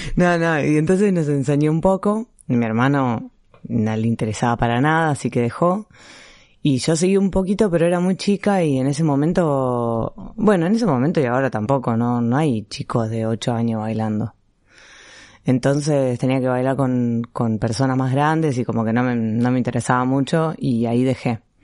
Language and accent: Spanish; Buenos Aires, Argentina; en un club de barrio, primero, que hay en Villurquiza, que es de donde soy yo